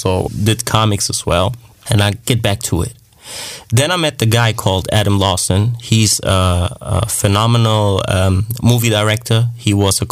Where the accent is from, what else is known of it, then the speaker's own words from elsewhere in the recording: Germany; I'm from Germany